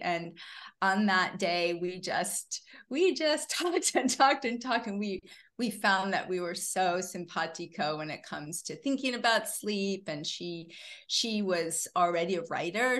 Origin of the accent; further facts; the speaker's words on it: Syracuse, New York, United States; moved away as an adult; also born or lived in Boston / Los Angeles; I was actually born in Boston. I grew up in Syracuse